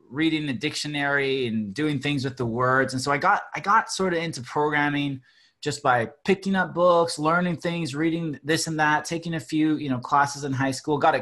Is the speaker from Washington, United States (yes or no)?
yes; Seattle, Washington, United States; as a kid, I was growing up in the Seattle area